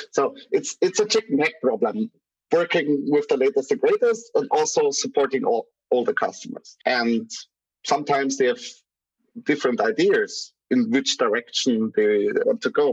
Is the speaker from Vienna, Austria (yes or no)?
no; Graz, Styria, Austria; my city, from Graz, from the from my hometown